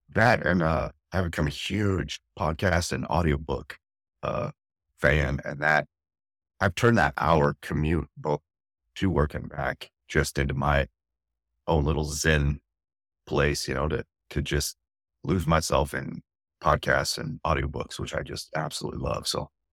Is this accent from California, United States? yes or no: yes; Santa Clarita, California, United States; moved away as an adult; now in San Diego, United States; Santa Clarita by Magic Mountain, north of L A, about a about an hour north of downtown city, I lived in L A County